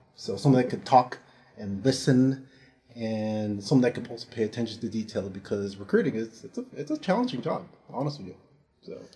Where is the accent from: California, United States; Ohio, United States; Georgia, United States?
California, United States; San Francisco; moved away; I'm um, originally from San Francisco, California.